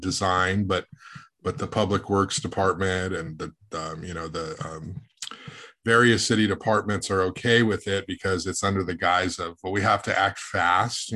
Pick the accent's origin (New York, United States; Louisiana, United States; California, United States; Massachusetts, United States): California, United States; Goleta; also born or lived in Santa Barbara, California; I grew up in Goleta, Santa Barbara